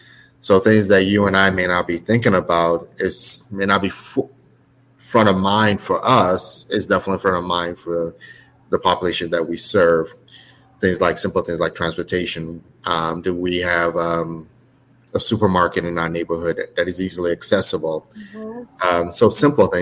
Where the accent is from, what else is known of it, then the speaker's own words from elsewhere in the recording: United States; also born or lived in Nigeria / Gary, Indiana / Chapel Hill, North Carolina; I grew up in the States